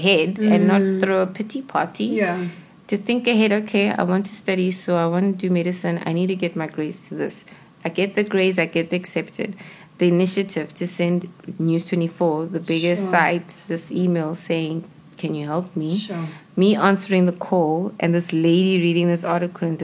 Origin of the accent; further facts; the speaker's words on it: South Africa; being South African